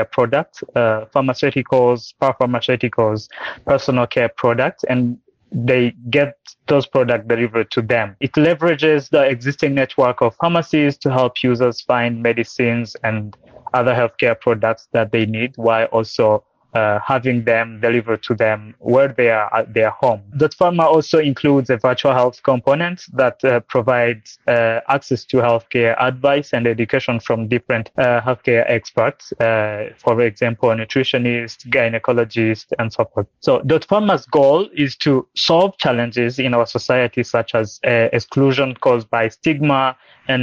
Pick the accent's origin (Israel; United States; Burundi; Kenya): Burundi; now in Rwanda; I'm based in Rwanda nowadays. I was born and raised in Burundi